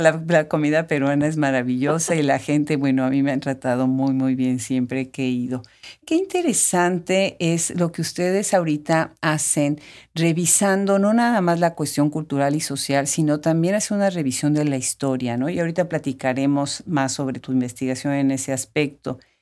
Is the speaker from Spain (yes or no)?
no; Puebla, Mexico; que de México. ¿Y de dónde de México? No, pues de Puebla